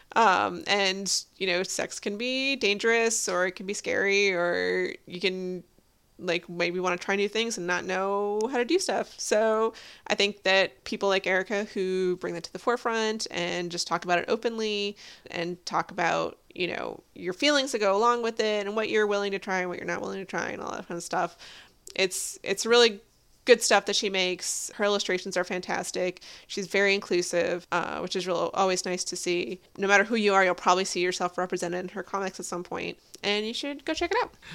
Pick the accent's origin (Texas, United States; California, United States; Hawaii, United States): Texas, United States; I was born in Texas